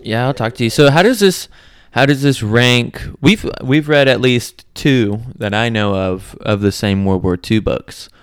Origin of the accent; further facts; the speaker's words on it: United States; being American